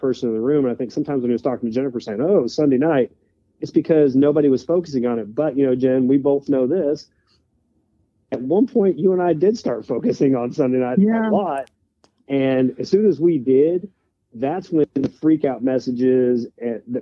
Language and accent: English; Oregon, United States; now in Arkansas, United States; in Oregon where I grew up